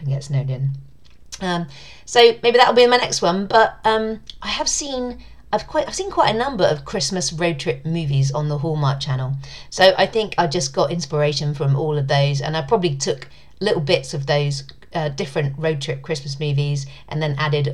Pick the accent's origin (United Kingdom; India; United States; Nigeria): United Kingdom; accent: British; my sexy British accent